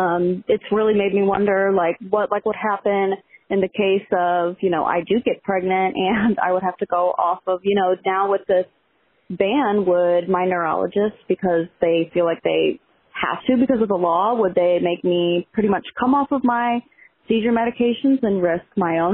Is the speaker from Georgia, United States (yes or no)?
no; Missouri, United States; I'm from Missouri, lived in Missouri my whole life. I'm a young, almost 23-year-old.